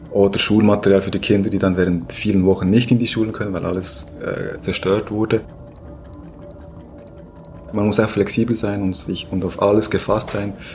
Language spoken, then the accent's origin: German; Bern, Switzerland; accent: Bernese German; ich bin in der Schweiz geboren, ähm, aber ich sage immer, äh, mein, mein, ähm, mein Blut ist eigentlich 100% äh, kolumbianisch. Nichts mit der Schweiz zu tun, ich bin hier aufgewachsen. Ich spreche besser Berndeutsch als, äh, als Spanisch, absolut.